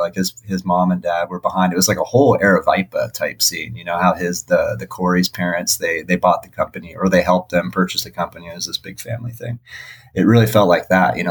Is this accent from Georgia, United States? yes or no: no; Las Vegas, Nevada, United States; you're from Vegas